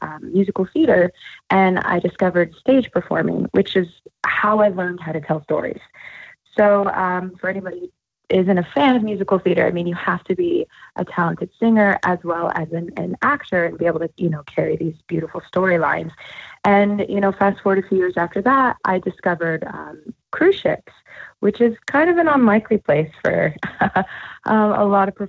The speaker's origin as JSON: {"language": "English", "town": "Thornton", "region": "Colorado", "country": "United States", "said": "I am from Thornton, Colorado, and which is just outside of Denver"}